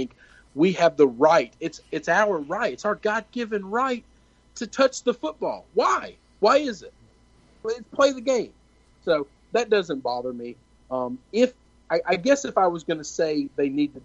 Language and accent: English; the South, United States; I grew up in the South